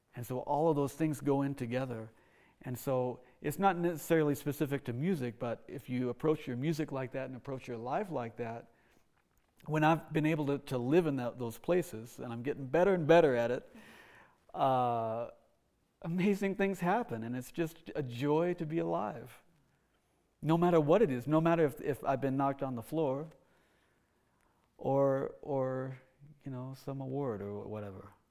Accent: Oklahoma, United States; Uh, when I, when I was seven, we moved to Oklahoma. That's sometimes you know you hear the accent come out. uh, so I grew up in Oklahoma

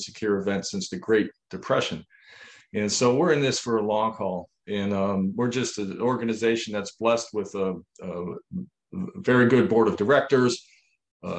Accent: Niagara Falls, New York, United States; We grew up in Niagara Falls, New York

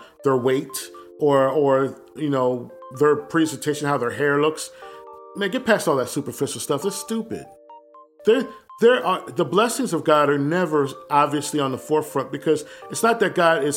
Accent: Willingboro, New Jersey, United States; moved away as an adult; also born or lived in East Orange, New Jersey / Delaware; My family's from East Orange in North New Jersey. But I was raised mostly in Willingboro, New Jersey

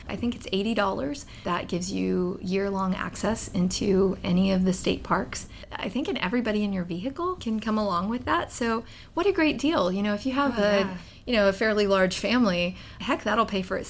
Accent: Fort Worth, Texas, United States; I grew up in Texas. So I grew up in Fort Worth. I'm sixth generation Texan.

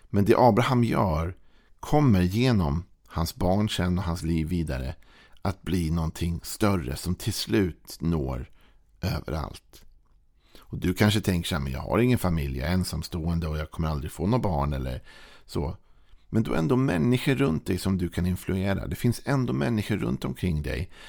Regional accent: Sweden; som svensk när vi lever med vår jantelag

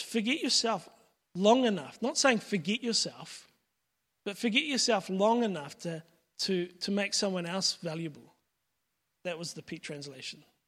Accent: Pakuranga, Auckland, New Zealand; I grew up in Pekaranga

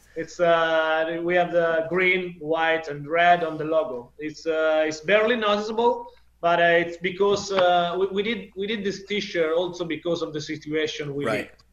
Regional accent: Italy

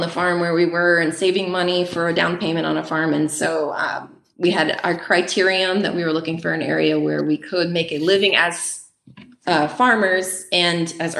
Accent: the South, United States; But the winters were a little rough for me growing up in the South. I wanted to get back to the South

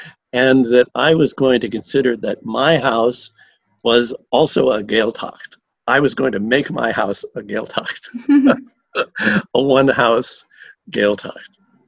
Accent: United States; Even though I grew up in the United States

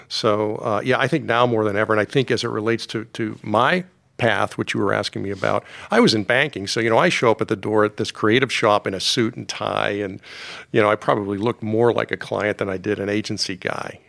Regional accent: Pittsburgh, Pennsylvania, United States; also born or lived in Washington, D.C.; I grew up mostly in Pittsburgh, lived in Washington, D C at various times in my life when I was a really young guy, and, um, and then, uh, high school and formative years were in Pittsburgh

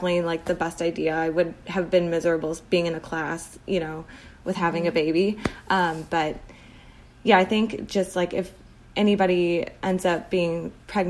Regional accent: Chicago, Illinois, United States; I grew up in the suburbs of Chicago, and that's still where I am

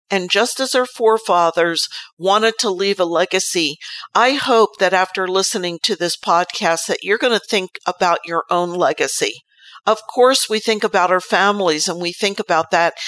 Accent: United States

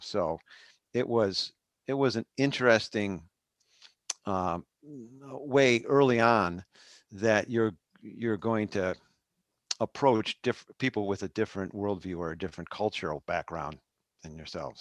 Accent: Arlington Heights, Illinois, United States; I grew up in Arlington Heights

